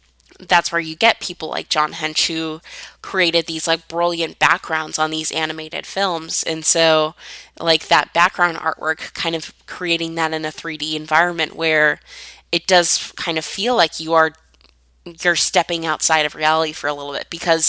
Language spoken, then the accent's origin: English; San Francisco Bay Area, California, United States; I grew up in the San Francisco Bay Area